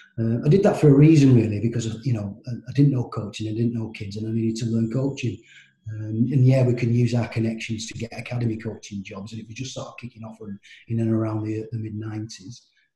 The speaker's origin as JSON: {"language": "English", "area": "Cumbria", "region": "North West England", "country": "United Kingdom", "tie": "born or raised there", "said": "So I was born and bred in Cumbria."}